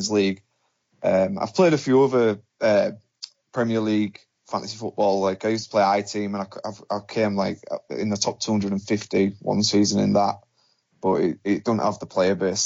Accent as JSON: {"language": "English", "town": "Hull", "region": "Yorkshire and the Humber", "country": "United Kingdom", "said": "I'm from Hull, and I live at Chef Towers in the city centre"}